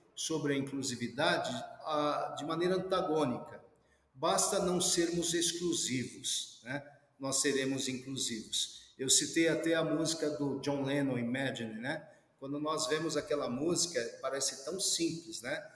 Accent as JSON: {"language": "Portuguese", "country": "Brazil", "said": "Nós somos brasileiros"}